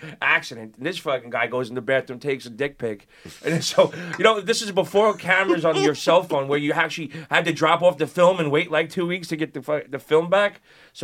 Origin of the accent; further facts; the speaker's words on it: New York City, New York, United States; growing up in Brooklyn and Queens